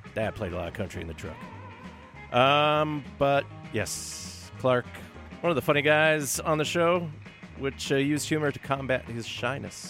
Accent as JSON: {"language": "English", "country": "Finland", "said": "my home country is how the Finns rake their forests in Finland"}